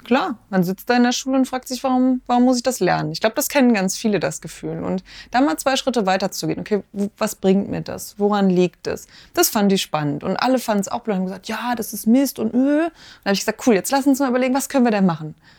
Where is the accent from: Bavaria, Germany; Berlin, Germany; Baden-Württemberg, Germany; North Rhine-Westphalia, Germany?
North Rhine-Westphalia, Germany; Ruhr area; now in Marburg, Germany; Ich komme aus dem Ruhrgebiet, also aus dem Pott